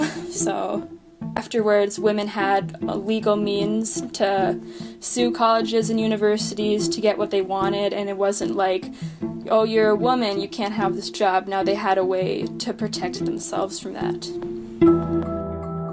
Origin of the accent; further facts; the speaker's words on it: Duluth, Minnesota, United States; I'm from Duluth, Minnesota